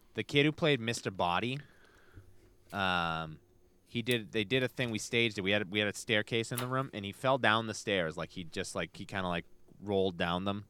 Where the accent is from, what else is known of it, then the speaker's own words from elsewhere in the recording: Brockton, Massachusetts, United States; I grew up in Brockton